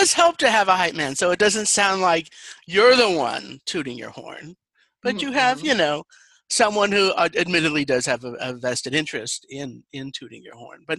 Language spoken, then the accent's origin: English; Colorado, United States; I was raised kind of not to like Texans because I'm from Colorado